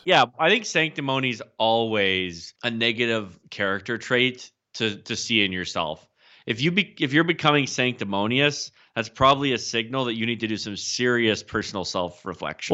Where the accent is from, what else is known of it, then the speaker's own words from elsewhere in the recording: the Midwest of Canada, the Prairies, Canada; I feel like I'm kind of from the Midwest of Canada, maybe the the West West